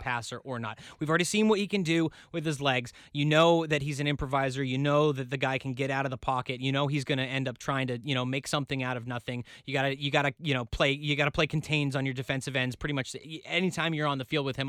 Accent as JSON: {"language": "English", "region": "New England", "country": "United States", "tie": "born or raised there"}